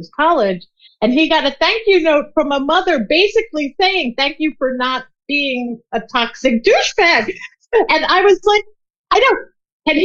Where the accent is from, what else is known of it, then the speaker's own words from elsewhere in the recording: Long Island, New York, United States; I grew up on Long Island in the 80s